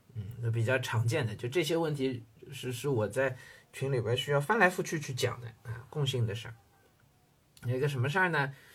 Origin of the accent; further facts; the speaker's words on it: China; 包括我们中国人